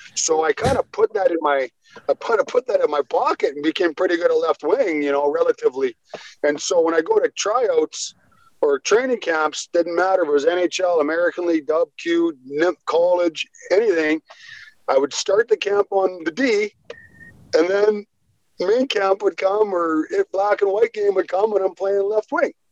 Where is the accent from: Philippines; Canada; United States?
Canada; Squamish, British Columbia; also born or lived in Vancouver; I was born in Vancouver, raised in a town called Squamish, which is halfway between Vancouver